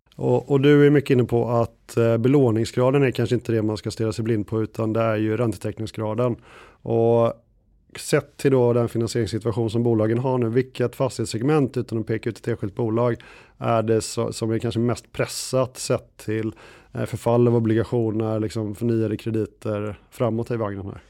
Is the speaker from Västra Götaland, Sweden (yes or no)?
yes; Gothenburg, Västra Götaland, Sweden; now in Stockholm, Sweden; jag är, eh, en god och glad göteborgare